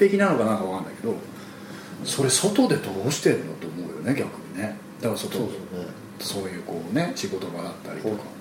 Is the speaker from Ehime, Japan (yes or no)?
no; Kutchan, Hokkaido, Japan; moved away as an adult; now in Tokyo, Japan; あのうちの田舎北海道の倶知安町の時はやっぱり田舎だから